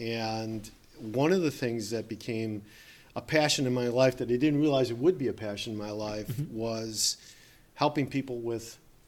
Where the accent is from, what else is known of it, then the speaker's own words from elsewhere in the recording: St. Clair Shores, Michigan, United States; also born or lived in Grosse Pointe; I was born in Grosse Pointe. I grew up in St. Clair Shores. As you mentioned, I'm a local boy.